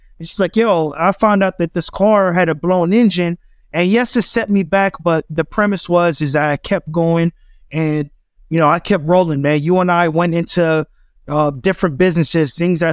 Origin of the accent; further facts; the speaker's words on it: Los Angeles, California, United States; also born or lived in Atlanta; my true upbringing came from Crenshaw and Slauson. It came from the Crenshaw district